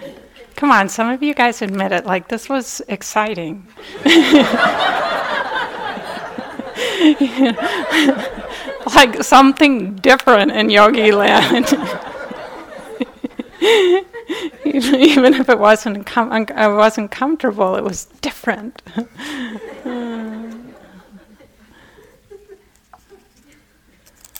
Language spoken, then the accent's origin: English; Minnesota, United States; I was born and raised in Minnesota